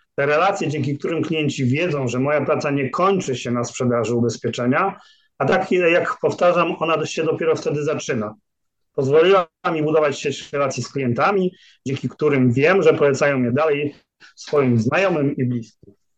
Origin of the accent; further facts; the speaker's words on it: Szczecin, West Pomeranian Voivodeship, Poland; now in Poznań, Poland; prawie tak samo długo, jak mieszkam w Poznaniu, bo jestem godowitym szczecinianinem